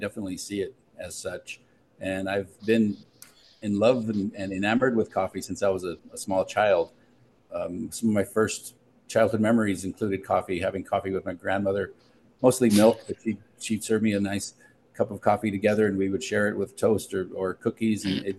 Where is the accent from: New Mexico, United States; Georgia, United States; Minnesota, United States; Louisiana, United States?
New Mexico, United States; Albuquerque; moved away as an adult; also born or lived in Bay Area, California; I grew up here in Albuquerque, probably not too far from where Vanessa grew up. And I moved to the Bay Area in California as a young adult. I was about 21 or 22 when I moved to the Bay Area